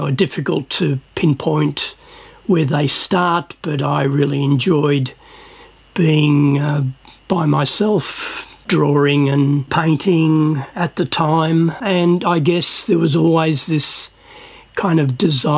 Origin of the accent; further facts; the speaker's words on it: Melbourne, Victoria, Australia; also born or lived in Cyprus; I grew up in Sunshine and Footscray